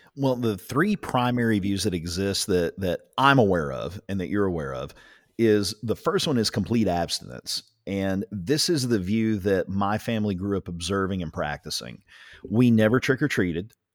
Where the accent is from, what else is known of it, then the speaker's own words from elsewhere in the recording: Ringling, Oklahoma, United States; down here in southern Oklahoma, growing up in Ringling, America